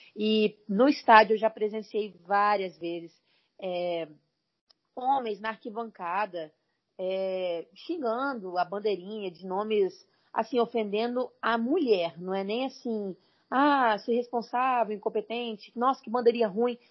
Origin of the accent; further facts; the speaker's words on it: Vila Velha, Espírito Santo, Brazil; sou natural do Espírito Santo, Vila Velha, inclusive moro aqui até hoje, né? Desde o início da minha vida.